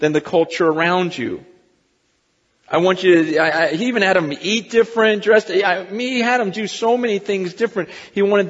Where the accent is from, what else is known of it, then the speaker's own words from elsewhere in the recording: United States; I'm an American